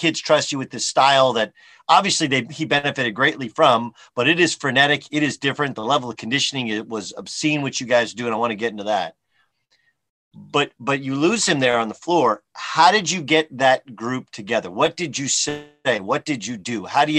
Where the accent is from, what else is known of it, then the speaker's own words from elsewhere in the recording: Orange County, California, United States; I was a kid from Orange County.